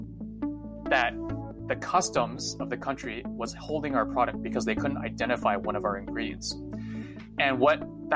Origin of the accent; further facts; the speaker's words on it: San Jose, California, United States; also born or lived in Taiwan; I was born in California, and I've actually been in Northern California for most of my life